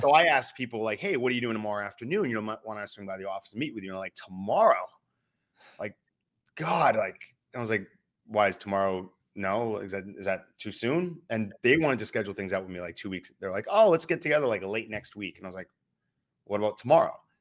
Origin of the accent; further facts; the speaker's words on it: New Hampshire, United States; I'm from New Hampshire